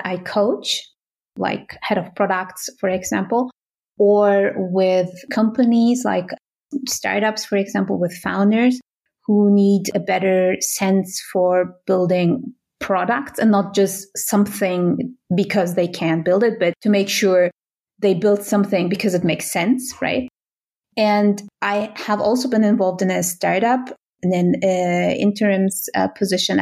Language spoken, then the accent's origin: English; Berlin, Germany; moved away as an adult; now in Switzerland; I come from Germany originally. I come from Berlin.